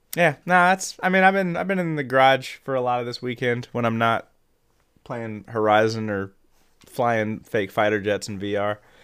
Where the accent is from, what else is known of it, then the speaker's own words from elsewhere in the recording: Midwest, United States; growing up in the Midwest